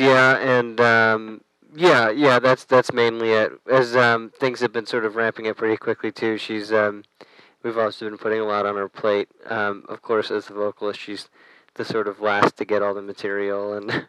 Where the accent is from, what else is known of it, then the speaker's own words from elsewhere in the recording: United States; I grew up right outside of New York